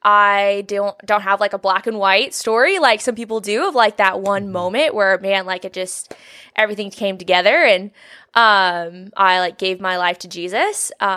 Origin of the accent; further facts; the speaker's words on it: Springfield, Nebraska, United States; now in Omaha, United States; But yeah, I grew up in Springfield, Nebraska, and then moved to Omaha for college and been here ever since.